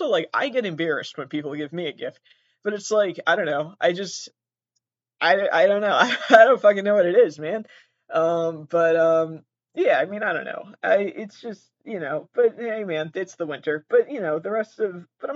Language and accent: English; Massachusetts, United States; I live in Massachusetts